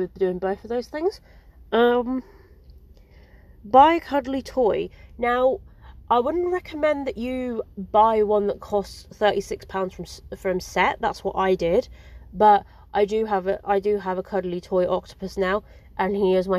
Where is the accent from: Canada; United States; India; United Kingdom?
United Kingdom; England; I'm English